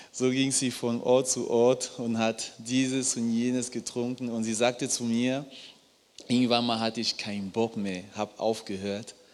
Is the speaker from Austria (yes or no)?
no; Cameroon; Ich komme ursprünglich aus Kamerun, Baujahr 1988. Und in Kamerun ist es so, wenn ein Paar heiratet